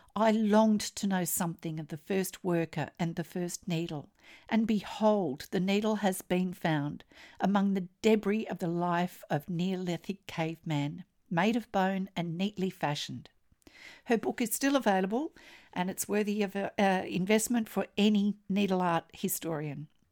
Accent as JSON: {"language": "English", "country": "Australia", "said": "I'm an Australian textile artist"}